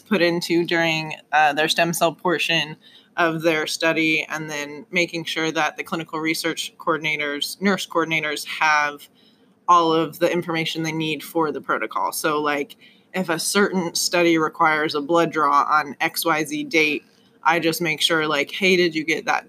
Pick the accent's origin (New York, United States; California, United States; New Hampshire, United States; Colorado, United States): Colorado, United States; moved away as an adult; now in Indiana, United States; I'm from Colorado originally